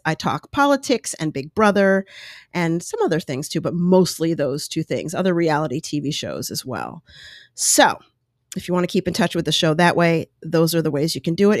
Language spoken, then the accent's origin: English; United States; also born or lived in Colorado / New York; I grew up in New York and Colorado